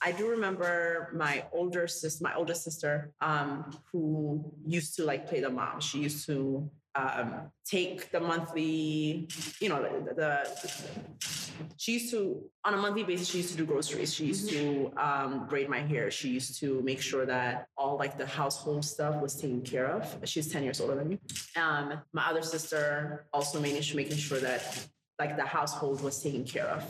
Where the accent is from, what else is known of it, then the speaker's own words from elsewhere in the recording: New York City, New York, United States; English is a second language; also born or lived in Ethiopia; I was born in Ethiopia, came to Harlem when I was 9. So I claim Ethiopia and also Harlem